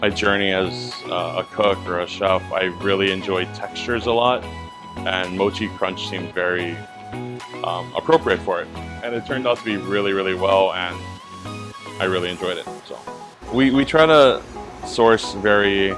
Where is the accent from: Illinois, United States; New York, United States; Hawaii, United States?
Hawaii, United States; I grew up in Hawaii